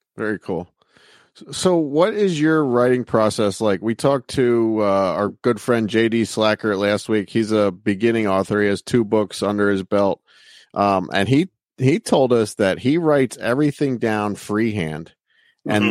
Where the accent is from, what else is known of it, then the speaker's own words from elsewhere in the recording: Reading, Pennsylvania, United States; I grew up in Reading, Pennsylvania